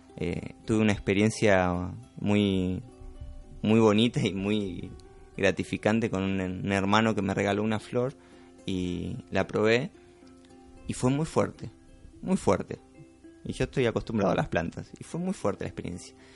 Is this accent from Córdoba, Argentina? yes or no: no; Buenos Aires, Argentina; moved away as an adult; me crié en Buenos Aires